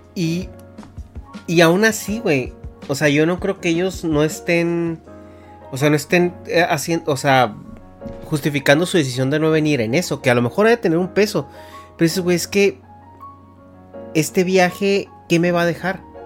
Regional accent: Mexico; como mexicano

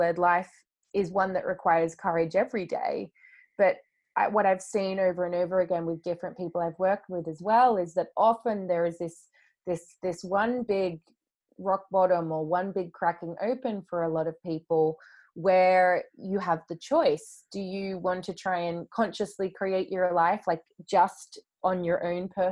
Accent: Australia; now in London, United Kingdom; being over in London where I live now, but I'm originally from Australia

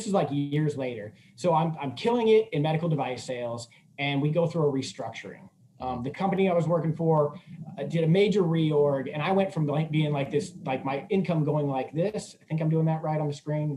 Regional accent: Midwest, United States; moved away as an adult; also born or lived in Missouri / Chicago; now in San Diego, United States; I grew up in the Midwest

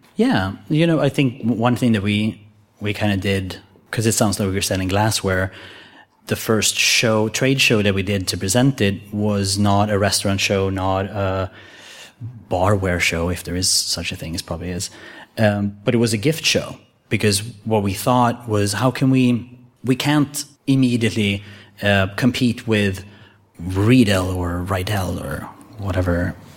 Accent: Sweden; I was born in Sweden

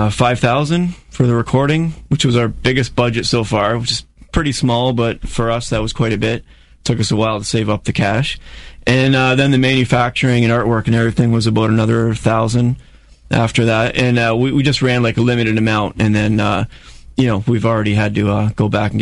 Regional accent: Niagara Falls, Ontario, Canada; We're from Niagara Falls.

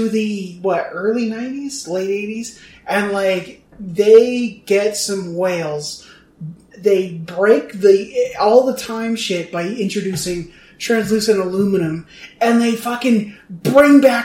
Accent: Oregon, United States; I'm from Oregon

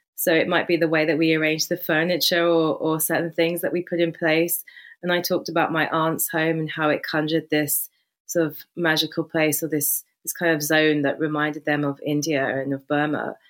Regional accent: Hayes, London, United Kingdom; moved away as an adult; also born or lived in Surrey; now in Hampshire, United Kingdom; growing up in Hayes and quite a working-class environment

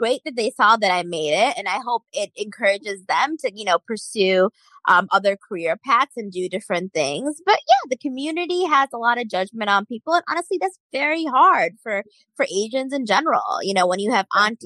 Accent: United States; as Indian Americans

